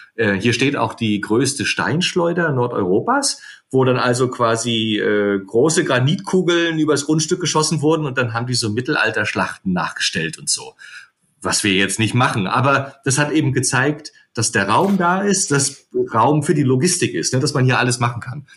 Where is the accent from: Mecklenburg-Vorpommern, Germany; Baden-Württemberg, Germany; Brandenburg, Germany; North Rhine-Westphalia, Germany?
Mecklenburg-Vorpommern, Germany; Rostock; also born or lived in Potsdam / Edinburgh / Canary Islands; ich bin Rostocker